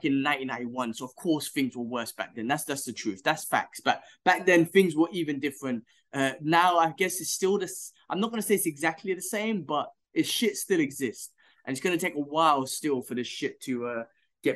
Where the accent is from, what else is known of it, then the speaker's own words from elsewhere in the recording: United Kingdom; moved away; I'm British